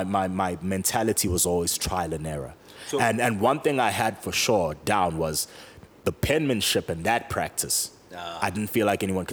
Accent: Johannesburg, Gauteng, South Africa; also born or lived in KwaDukuza/KwaMaphumulo, KwaZulu-Natal / Parkmore, Johannesburg; grew up in DK, left there when I was a teenager

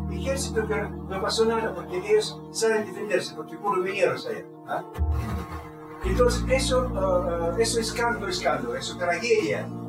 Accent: Russia; Spanish is a second language; moved away; Yo soy ruso, puro ruso.

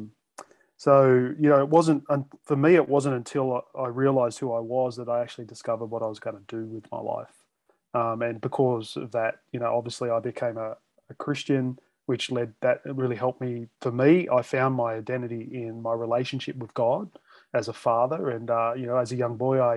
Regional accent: Australia; as an Aussie

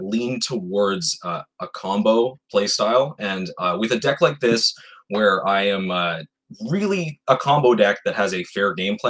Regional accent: Rosay, New Brunswick, Canada; now in Fredericton, Canada; So I'm originally from Rosay, New Brunswick. And I currently living in the capital, Fredericton, New Brunswick

